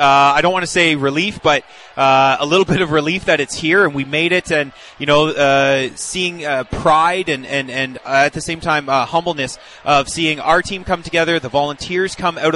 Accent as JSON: {"language": "English", "town": "Barrie", "region": "Ontario", "country": "Canada", "said": "Originally Barrie, Ontario."}